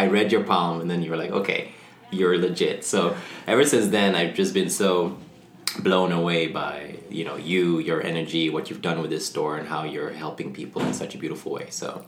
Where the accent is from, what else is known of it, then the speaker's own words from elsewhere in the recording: Ethiopia; moved away as an adult; also born or lived in Sahara; I was born in Africa. My mom's from Mauritania, which is in West Africa. My dad is Dutch. And they met in the Sahara Desert, and I was born there. And then when I was two, we moved to Ethiopia on the other side of Africa. And I grew up there till I was 18.